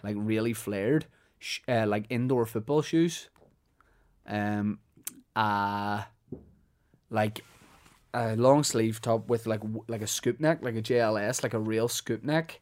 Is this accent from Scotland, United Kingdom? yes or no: no; Holywood, Northern Ireland, United Kingdom; Hollywood, mate. Honestly, big fan of my hometown.